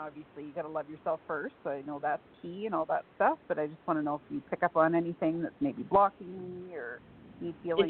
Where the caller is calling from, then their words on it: Alberta, Canada; Alberta, Canada.